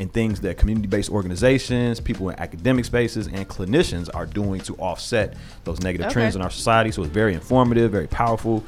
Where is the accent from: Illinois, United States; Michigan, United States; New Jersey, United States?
Illinois, United States; Zion; moved away; my hometown, Zion